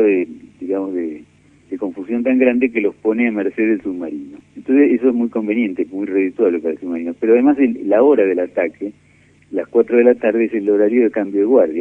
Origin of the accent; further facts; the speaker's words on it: Buenos Aires, Argentina; also born or lived in Mar del Plata; Yo nací en Mar del Plata en el año 1951, pero no viví mucho en Mar del Plata. Me siento más porteño que otra cosa.